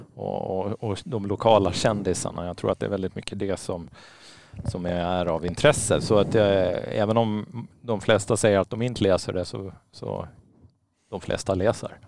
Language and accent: Swedish; Åland Islands; jag som är född och uppvuxen på Åland